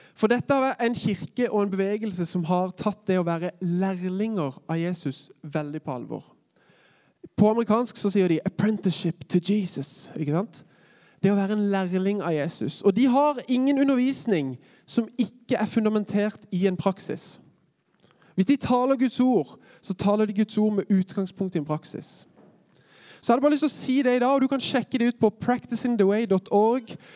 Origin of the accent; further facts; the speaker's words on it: Kristiansand, Agder, Norway; moved away as an adult; now in Oslo, Norway; jeg er jo født og oppvokst i Kristiansand og trodde aldri jeg skulle flytte ut av kommunen. Men nå bor jeg i Oslo.